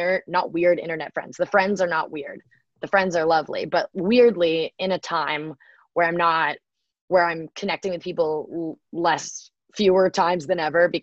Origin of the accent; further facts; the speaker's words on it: Bay Area, California, United States; growing up in the Bay Area